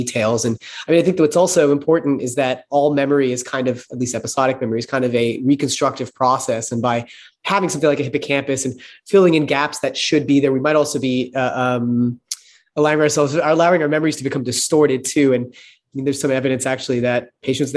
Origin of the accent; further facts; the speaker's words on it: Texas, United States; I grew up in Texas